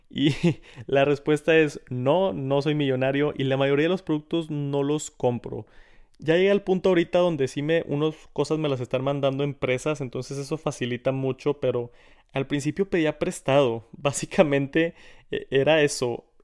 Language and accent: Spanish; Monterrey, Nuevo León, Mexico; Saludos a otro regio aquí en el, en el canal de Tech Santos, bro.